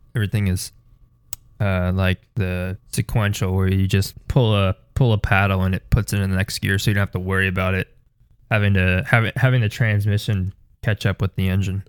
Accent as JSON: {"language": "English", "country": "United States", "said": "being American"}